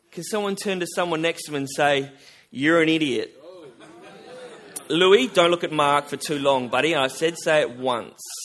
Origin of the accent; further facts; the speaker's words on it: Albany, Western Australia, Australia; I'm from Albany. Uh, it's about four hours south of here.